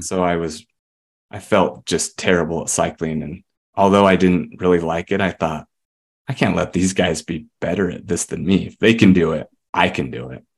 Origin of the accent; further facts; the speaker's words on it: Murray, Utah, United States; moved us up here when I was about ten